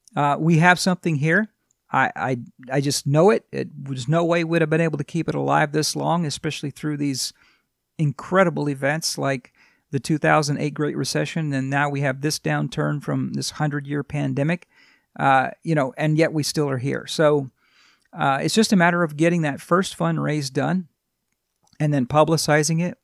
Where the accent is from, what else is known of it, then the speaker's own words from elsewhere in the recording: Louisiana, United States; moved away as an adult; now in California, United States; I grew up in Louisiana